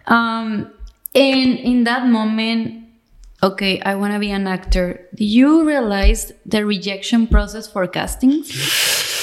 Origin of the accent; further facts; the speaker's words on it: Tijuana, Baja California, Mexico; I'm from Tijuana